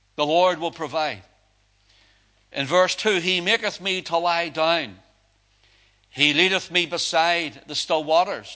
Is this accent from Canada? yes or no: no; Belfast, Northern Ireland, United Kingdom; I grew up down in Belfast